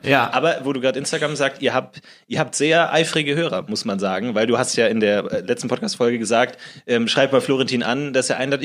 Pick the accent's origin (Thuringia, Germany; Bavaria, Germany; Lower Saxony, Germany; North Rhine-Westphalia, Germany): Bavaria, Germany; Munich; moved away as an adult; now in Berlin, Germany; ich komme aus München eigentlich